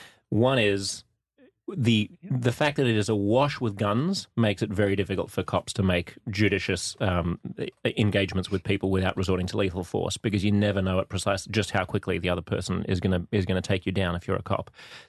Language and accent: English; Australia; now in New York, United States; as an Australian understanding, having read the US Constitution, coming here and moving to New York